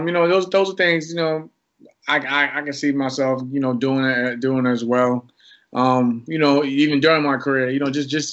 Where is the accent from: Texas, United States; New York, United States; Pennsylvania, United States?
New York, United States; I'm from New York, so being in from New York during the whole 9/11 incident